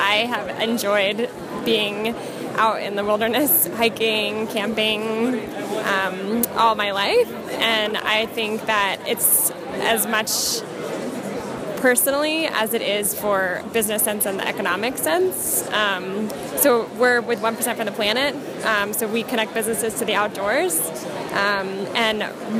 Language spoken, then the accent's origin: English; Lake George, New York, United States; So I grew up on Lake George in the Adirondacks in New York.